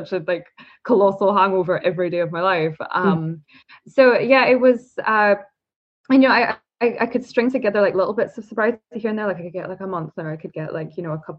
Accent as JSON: {"language": "English", "region": "Scotland", "country": "United Kingdom", "said": "I'm from Scotland"}